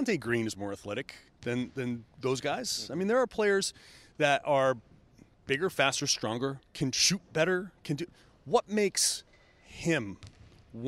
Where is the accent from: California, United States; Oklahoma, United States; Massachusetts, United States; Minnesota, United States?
Massachusetts, United States; Boston; growing up in the Boston area